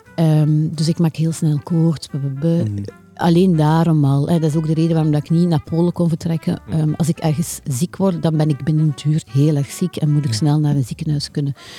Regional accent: Deinze, Flanders, Belgium; now in Ghent, Belgium; ik woonde als kind in Deinze

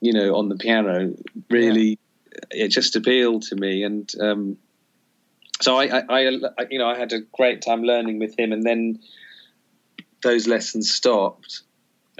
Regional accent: Carshalton, London, United Kingdom; I was born in Carshalton.

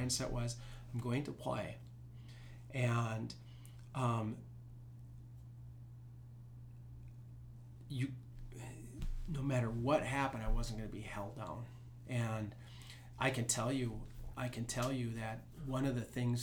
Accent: Duluth, Minnesota, United States; I grew up in Duluth

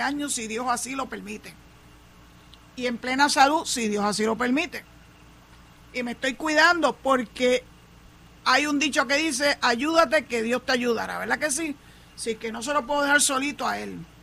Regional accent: Puerto Rico

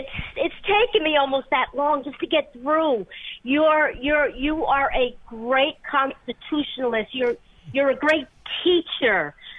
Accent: United States; I was born here.

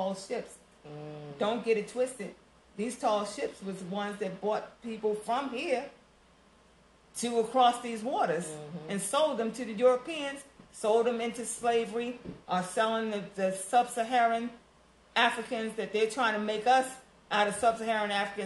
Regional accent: Baltimore, Maryland, United States; I grew up in Baltimore, Maryland

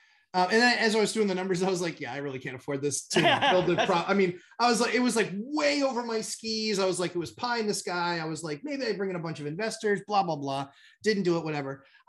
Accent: New Hampshire, United States; Yeah, I'm from New Hampshire.

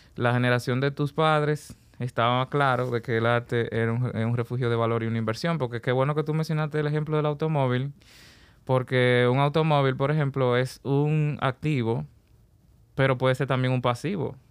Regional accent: Puerto Plata, Dominican Republic; Vengo de Puerto Plata y a partir de los 16 años ya comienzo a obedecer un llamado artístico

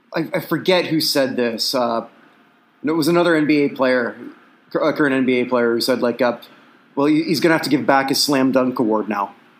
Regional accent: Canada; accent: Canadian; it's my Canadian accent

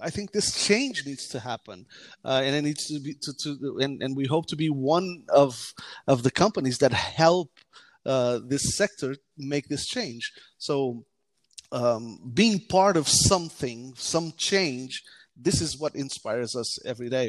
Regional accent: Portugal; also born or lived in United States; I mainly grew up in Portugal

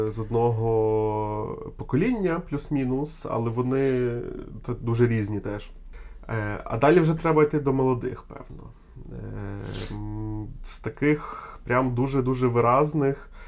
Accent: Ukraine; Я з України

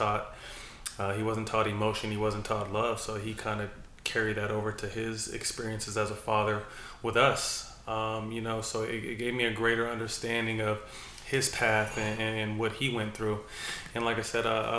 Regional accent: Sacramento, California, United States; also born or lived in San Jose, California; It's starting in third grade when I moved from San Jose to Sacramento

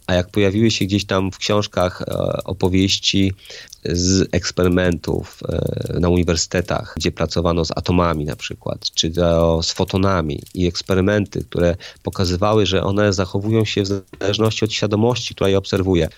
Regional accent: Poland; jestem z Polski, więc mam prawda, pewne kulturowe, religijne jakieś tam fundamenty

